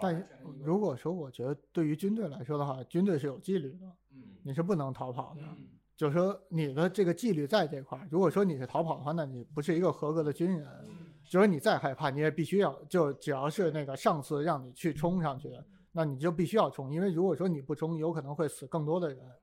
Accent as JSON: {"language": "Chinese", "region": "Beijing", "country": "China", "said": "因为我是北京人嘛"}